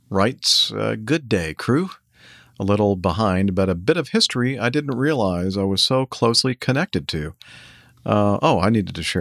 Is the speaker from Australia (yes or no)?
no; Brazil; English is a second language; moved away; As you guys already know, I'm from Brazil, currently living in Acme headquarters city.